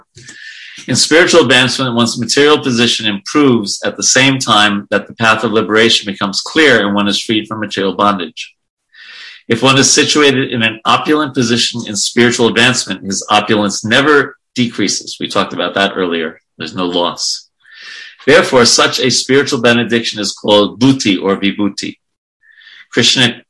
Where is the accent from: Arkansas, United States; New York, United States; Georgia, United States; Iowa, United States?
New York, United States; I grew up in New York